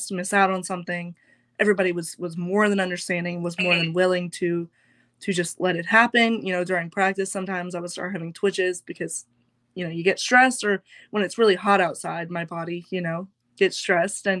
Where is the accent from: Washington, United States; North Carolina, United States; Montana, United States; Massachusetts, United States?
North Carolina, United States; Charlotte; I'm from Charlotte.